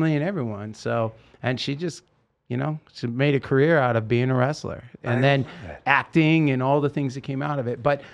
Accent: Salem, Oregon, United States; moved away; I'm from Salem, Oregon

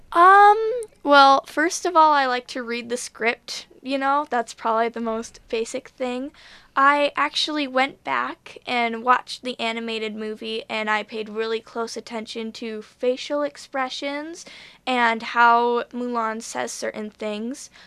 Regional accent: Buffalo, New York, United States; I am from Buffalo

